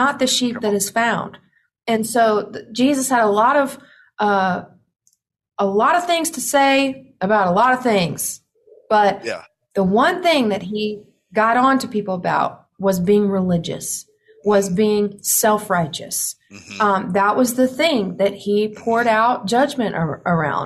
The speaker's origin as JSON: {"language": "English", "region": "the Bible Belt", "country": "United States", "tie": "born or raised there", "said": "me growing up in the Bible Belt, me growing up in a conservative family"}